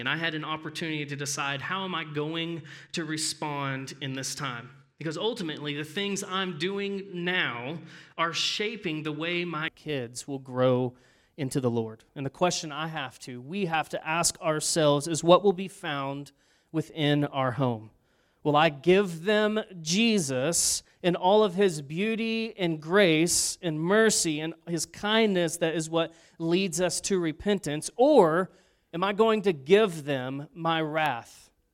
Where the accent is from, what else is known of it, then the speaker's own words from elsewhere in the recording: Arlington, United States; my mom and I grew up in Arlington